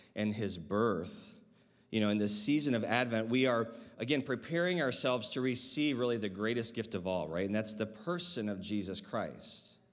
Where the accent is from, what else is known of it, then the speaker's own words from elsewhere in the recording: Michigan, United States; I remember as a child, uh, growing up in Michigan